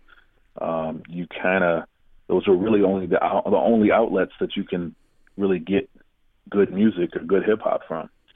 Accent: Grand Rapids, Michigan, United States; now in Detroit, United States; I'm originally from Grand Rapids

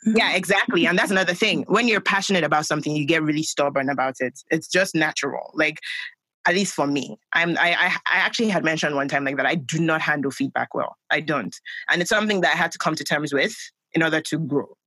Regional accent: Lagos, Nigeria; I grew up in Nigeria

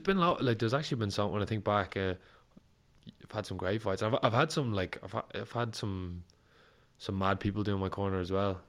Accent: Ireland; an Irish fighter

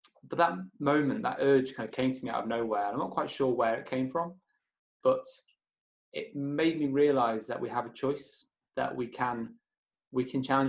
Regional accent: Chester, North West England, United Kingdom; moved away as an adult; now in Kendal, United Kingdom; I was brought up in Chester. I'm 24 now, but I lived there all my life until last year when I now moved to Kendal.

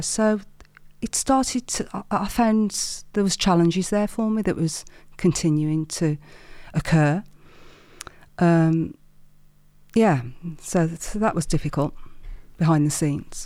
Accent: Wolverhampton, West Midlands, United Kingdom; accent: Midlands; I'm a Wolverhampton girl, a black country girl, born and bred

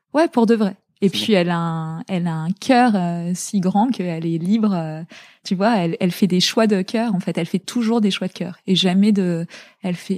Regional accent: La Garenne-Colombes, Île-de-France, France; also born or lived in Zaire (DR Congo); j'étais à l'école. on est rentré en euh, en élément, à l'élémentaire, j'étais en, j'étais en, à la Garenne Colombe

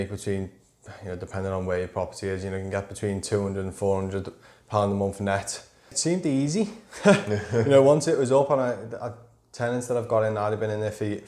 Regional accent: Wallasey, North West England, United Kingdom; also born or lived in Birkenhead; I'm from the Wirral. Grew up in Wallasey.

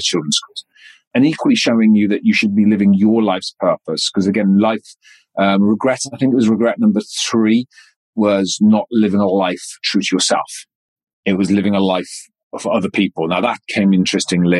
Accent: west Wales, United Kingdom; moved away as an adult; I'm a Welsh boy that came out of very rural, darkest, westest Wales.

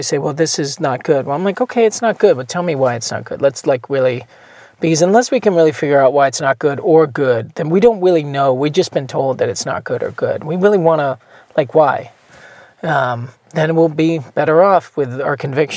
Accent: outside of Boston, Massachusetts, United States; moved away; also born or lived in New York; I grew up outside of Boston

